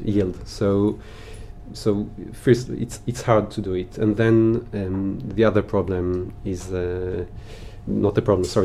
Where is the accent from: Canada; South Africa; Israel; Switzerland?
Israel; moved away as an adult; now in Paris, France; I was born and raised in Israel